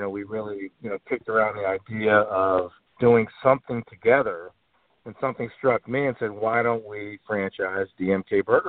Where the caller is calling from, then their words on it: Chicago, Illinois, United States; I'm in Chicago today.